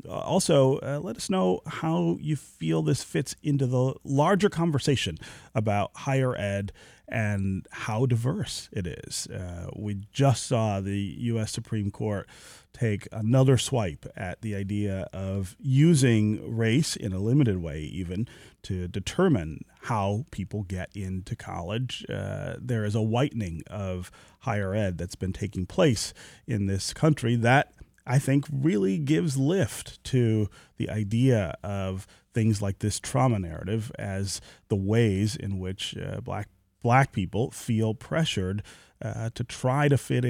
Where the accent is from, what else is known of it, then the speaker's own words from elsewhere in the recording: Detroit, Michigan, United States; born there; I was born near Grand River in Livernois, so okay. just around the corner from there.